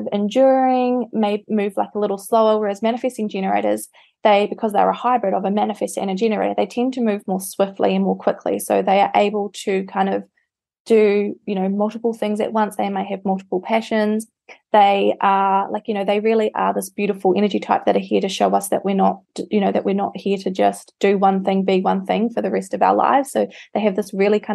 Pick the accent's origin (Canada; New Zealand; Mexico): New Zealand; moved away; I'm from New Zealand